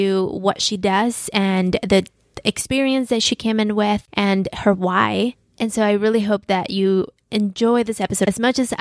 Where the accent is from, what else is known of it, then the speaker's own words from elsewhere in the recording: Mexico City, Mexico; moved away as an adult; also born or lived in Midwest; now in San Diego, United States; I'm not a Chicana because I grew up in Mexico